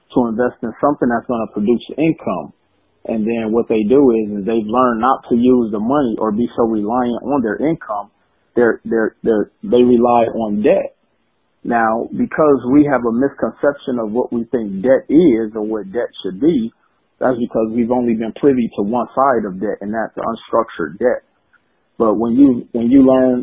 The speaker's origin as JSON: {"language": "English", "town": "Milwaukee", "region": "Wisconsin", "country": "United States", "tie": "born or raised there", "said": "I was born in Milwaukee, Wisconsin"}